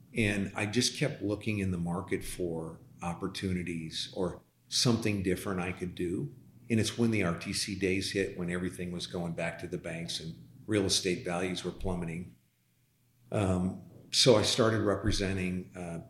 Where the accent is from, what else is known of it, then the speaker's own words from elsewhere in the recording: LaSalle, Illinois, United States; now in Dallas, United States; I was born and raised on a farm, actually. We weren't farmers. We were living in a home on a farm in a town of 10,000 people, LaSalle, Illinois